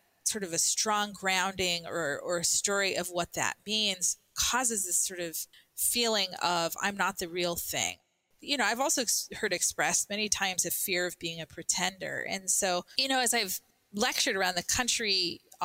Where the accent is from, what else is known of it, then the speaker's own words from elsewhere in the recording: Albuquerque, New Mexico, United States; I grew up in Albuquerque